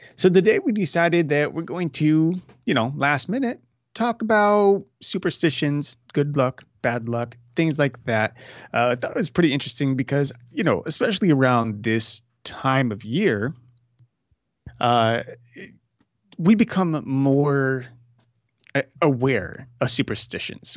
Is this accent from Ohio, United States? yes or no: yes; Cleveland, Ohio, United States; growing up in Northeast Ohio, Cleveland specifically